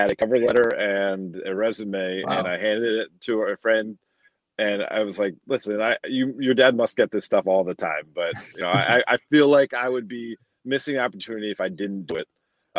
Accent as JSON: {"language": "English", "area": "outside Philadelphia", "region": "Pennsylvania", "country": "United States", "tie": "born or raised there", "said": "I grew up outside Philadelphia. We had a local access cable channel."}